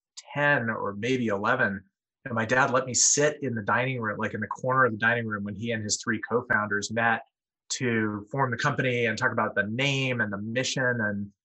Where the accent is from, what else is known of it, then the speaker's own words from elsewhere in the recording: San Diego, California, United States; moved away; I grew up in San Diego, which is about the nicest place in the country that's not Hawaii